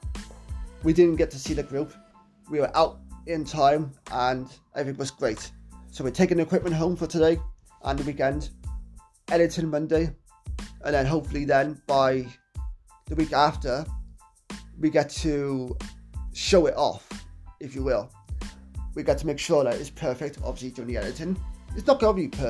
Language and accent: English; Wales, United Kingdom; my hometown of Wales